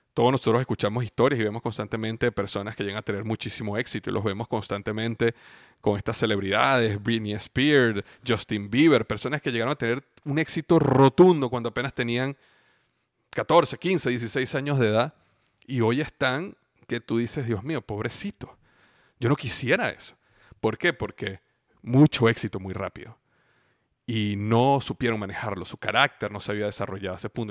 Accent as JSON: {"language": "Spanish", "country": "Venezuela", "tie": "born or raised there", "also_born_or_lived": "Cincinnati / Florida", "moved": "as an adult", "said": "clima en Venezuela, donde yo crecí"}